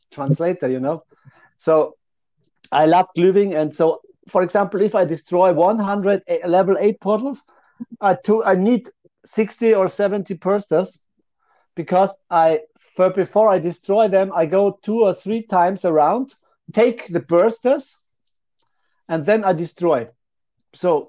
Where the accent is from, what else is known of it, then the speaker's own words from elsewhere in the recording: Austria; also born or lived in Vienna; So I am from Austria. I live in Vienna